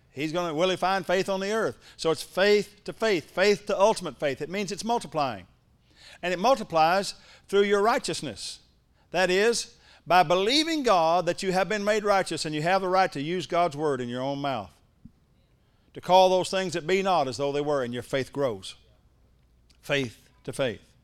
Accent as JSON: {"language": "English", "town": "Ardmore", "region": "Oklahoma", "country": "United States", "tie": "born or raised there"}